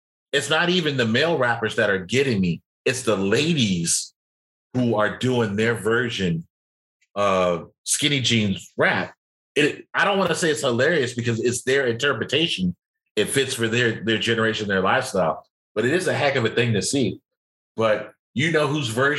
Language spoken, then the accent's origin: English; United States; as an American